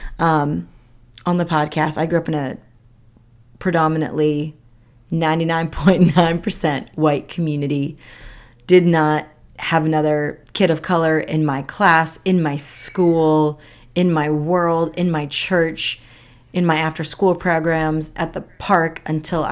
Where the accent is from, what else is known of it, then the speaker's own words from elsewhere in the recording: Chehalis, Washington, United States; I grew up in the Chehalis, Washington area